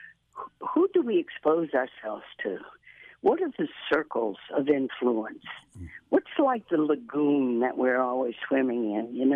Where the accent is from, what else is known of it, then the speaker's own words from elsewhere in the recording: Baton Rouge, Louisiana, United States; growing up in Baton Rouge, good mom and daddy, wonderful Catholic family